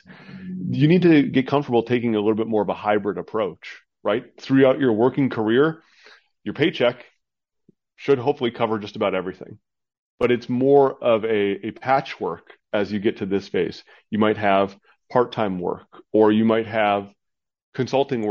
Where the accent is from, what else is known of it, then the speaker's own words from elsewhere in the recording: Midwest, United States; now in Arizona, United States; I'm in Arizona, which is the, you know, the desert down here, nice and warm, but I grew up in the Midwest, the northern part of the country